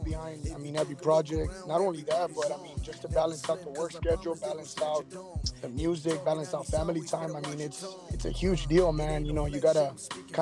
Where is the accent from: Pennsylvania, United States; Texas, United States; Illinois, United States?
Texas, United States; now in California, United States; all my peeps in Texas, you know, the 956